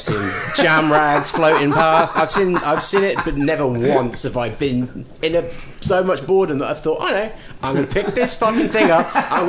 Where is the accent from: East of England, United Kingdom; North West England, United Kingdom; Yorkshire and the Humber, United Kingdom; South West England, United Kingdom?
South West England, United Kingdom; North Coast; moved away; I grew up surfing on the North Coast.